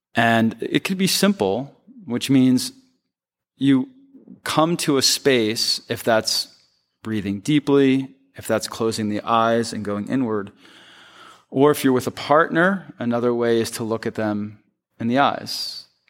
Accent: Philadelphia, Pennsylvania, United States; moved away as an adult; also born or lived in Chicago / New York; I'm from Philly, I'm from the East Coast, that's where I grew up

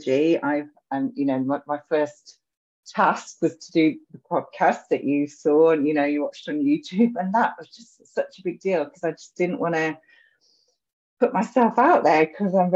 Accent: Edinburgh, Scotland, United Kingdom; I was born in Edinburgh, so I've got a really strong connection to the city.

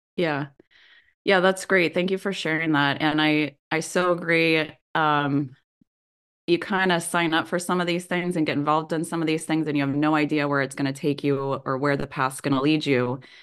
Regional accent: Kansas, United States; Growing up in Kansas myself

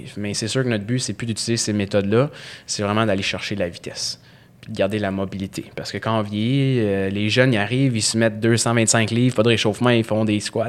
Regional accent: Montreal, Quebec, Canada; J'ai grandi dans l'ouest de l'île

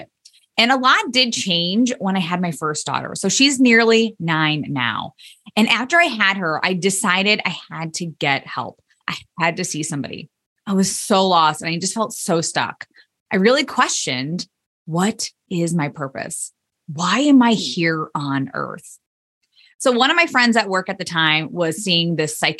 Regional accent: Indiana, United States; I ended up moving back to my hometown in Indiana

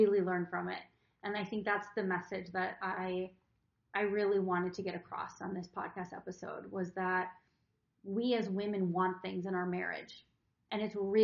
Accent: Wisconsin, United States; I'm from Wisconsin. Cheese curds are a big thing

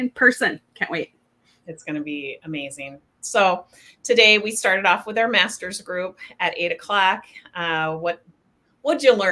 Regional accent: Spokane, Washington, United States; moved away; I was raised in Spokane, Washington

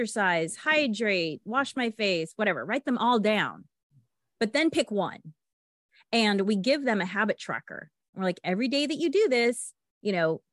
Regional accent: Los Angeles, California, United States; I'm from Los Angeles

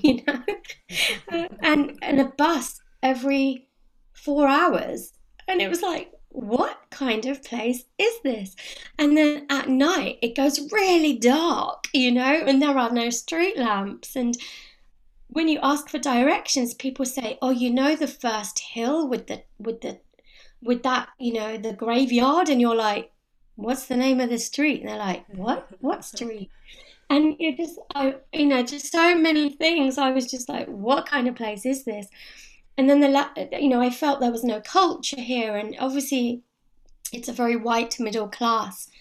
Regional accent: London, United Kingdom; moved away as an adult; now in Cotswolds, United Kingdom; I was born and brought up in London

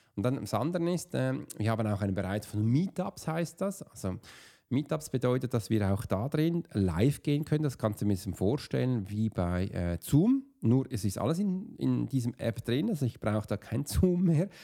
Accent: Switzerland; als Swiss Profiler, oder als Schweizer

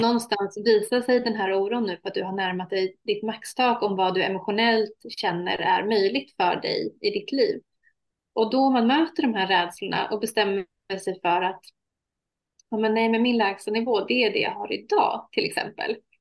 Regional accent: Sweden; also born or lived in Iraq; Jag är halvsvensk, halvirakier

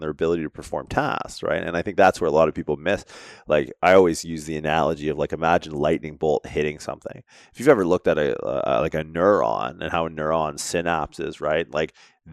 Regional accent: Canada; being Canadian

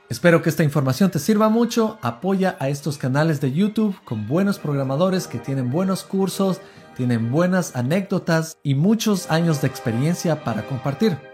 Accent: Ecuador; soy ecuatoriano

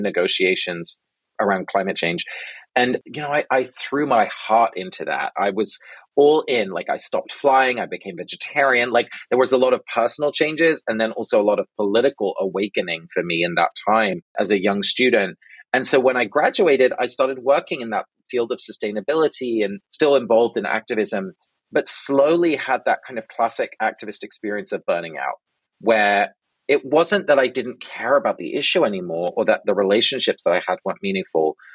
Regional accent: London, United Kingdom; now in Brooklyn, United States; I was born and raised in England

